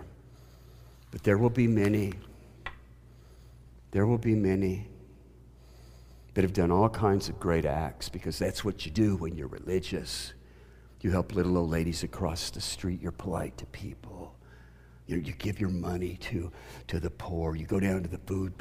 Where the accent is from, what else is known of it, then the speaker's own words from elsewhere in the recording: the Bible Belt, United States; I grew up in the Bible Belt